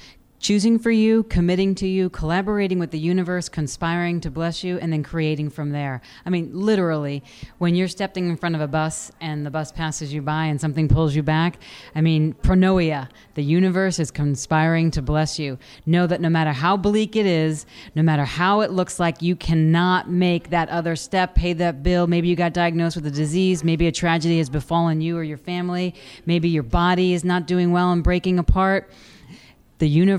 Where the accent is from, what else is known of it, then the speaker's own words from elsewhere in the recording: New York, United States; moved away; also born or lived in San Francisco; I grew up in New York in a very violent household